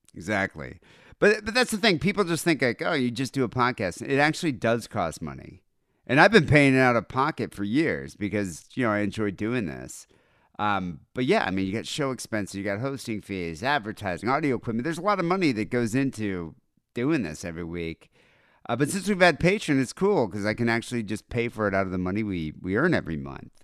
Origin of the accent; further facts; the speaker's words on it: United States; as an American